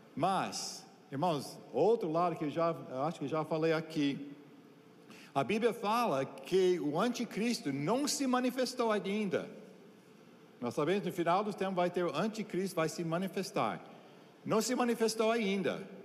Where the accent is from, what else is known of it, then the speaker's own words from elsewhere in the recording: United States; Portuguese is a second language; also born or lived in Brazil; now in Santarém, Brazil; como americano